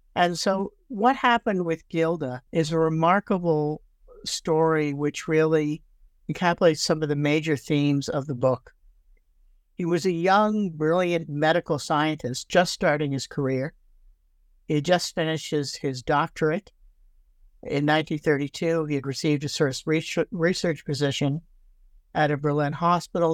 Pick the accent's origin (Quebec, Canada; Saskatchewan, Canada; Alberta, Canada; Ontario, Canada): Ontario, Canada; Toronto; moved away as an adult; also born or lived in Brooklyn, New York / Fredericton, New Brunswick; now in Victoria, Canada; I um, was actually born in uh, Brooklyn, New York, but my family moved to Canada when I was uh, eight years old. And I actually grew up in Toronto